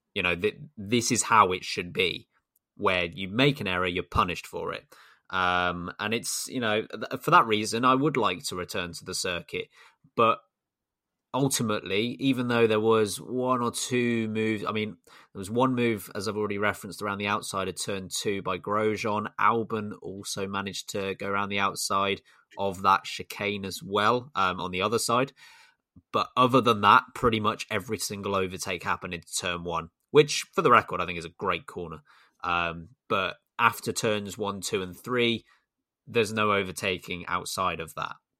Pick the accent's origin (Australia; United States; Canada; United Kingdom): United Kingdom; as a Brit